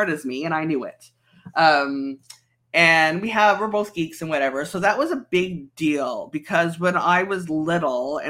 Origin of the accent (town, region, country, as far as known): Canada